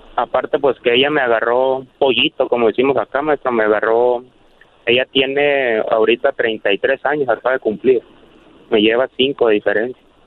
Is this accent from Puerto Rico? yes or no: no; Chihuahua, Mexico; estoy acá en Chihuahua, yo, somos de Chihuahua.